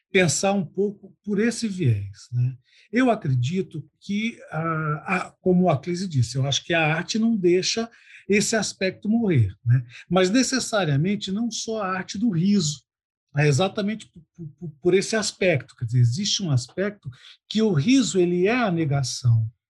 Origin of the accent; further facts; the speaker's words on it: Cuiabá, Mato Grosso, Brazil; E eu sou cuiabano toda a vida.